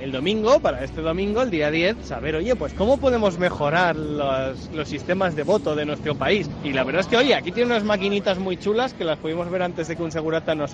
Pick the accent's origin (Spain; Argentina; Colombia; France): Spain; como buenos españoles